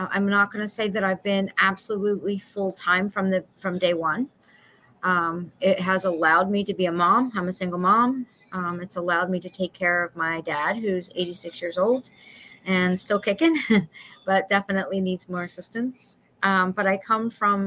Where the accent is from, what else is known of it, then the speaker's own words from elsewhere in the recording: Philadelphia, Pennsylvania, United States; As a little girl, like I said, we grew up in Chestnut Hill.